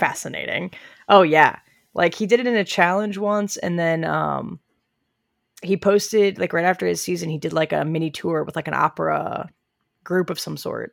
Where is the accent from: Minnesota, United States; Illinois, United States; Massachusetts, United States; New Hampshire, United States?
Illinois, United States; Southern; I'm from Southern Illinois, so I think I'm Southern